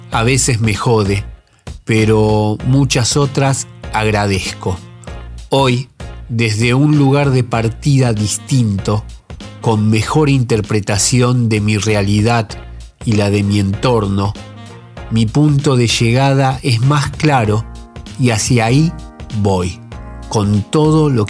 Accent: Buenos Aires, Argentina; de Villa Soldati, un sobreviviente, rebelde y aventurero

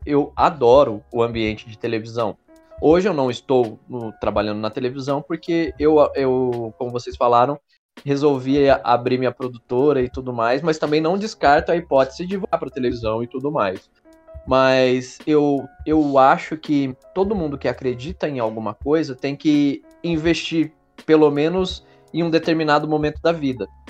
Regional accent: Brazil; a gente é brasileiro

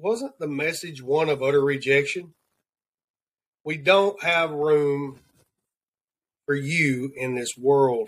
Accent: the South, United States; accent: Southern; my Southern accent

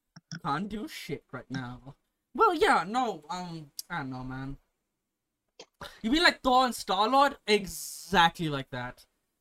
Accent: Botswana; Come back to Botswana and I'm speaking a fucking South African accent to all my Botswana people and they're like, you sound a bit weird.

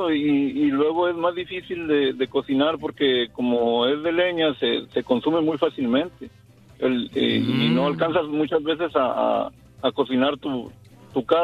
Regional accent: Coahuila, Mexico; hay diferentes tipos de carbón porque yo soy de Mútil, Coahuila.

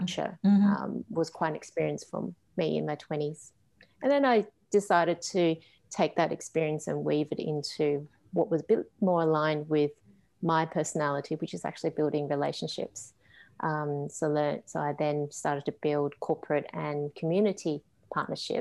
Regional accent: Canberra, Australian Capital Territory, Australia; also born or lived in Hong Kong / New South Wales; now in Melbourne, Australia; I was born in Hong Kong and I came here when I was quite young, when I was five, when I came to Australia. Mm-hmm. And so my upbringing had been mainly in Canberra, a small country town, New South Wales, and now I'm based in Melbourne.

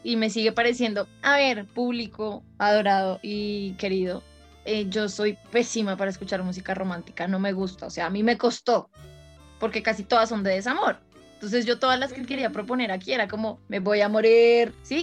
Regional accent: Caribbean Region, Colombia

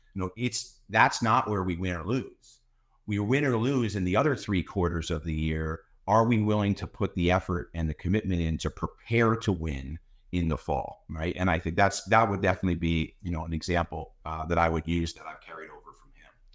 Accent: Mifflinville, Pennsylvania, United States; now in Bethlehem, United States; I was born and raised in a, in a town called Mifflinville, Pennsylvania

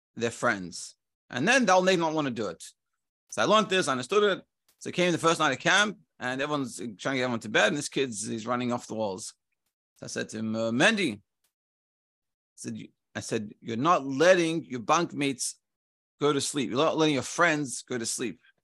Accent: Melbourne, Victoria, Australia; when I grew up in Melbourne, you just, everyone knows each other

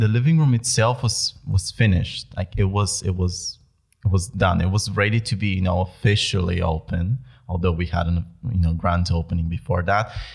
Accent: Bulgaria; moved away as an adult; now in Netherlands; I am originally from Bulgaria

